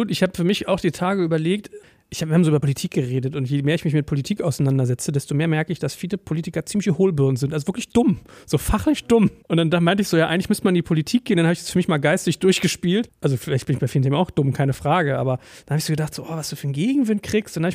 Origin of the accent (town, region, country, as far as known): Berlin, Germany; born or raised there